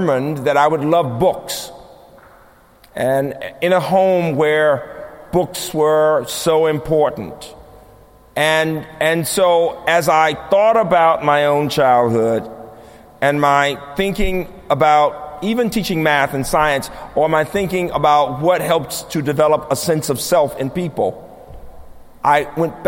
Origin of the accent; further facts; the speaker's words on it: Birmingham, Alabama, United States; moved away; my own childhood growing up in Birmingham